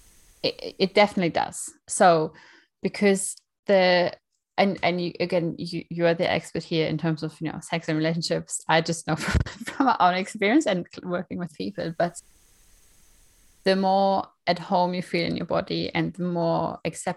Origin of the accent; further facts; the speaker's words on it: Germany; moved away; I'm from Germany originally